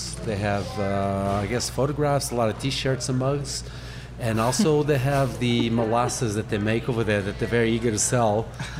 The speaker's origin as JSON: {"language": "English", "country": "Angola", "tie": "born there", "also_born_or_lived": "Portugal", "said": "Actually, I was born in Angola, Africa."}